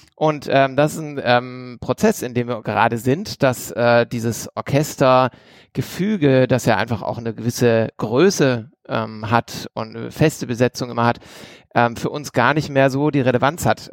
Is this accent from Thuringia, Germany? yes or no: no; Esslingen district, Baden-Württemberg, Germany; aus dem Landkreis, aus dem ich auch komme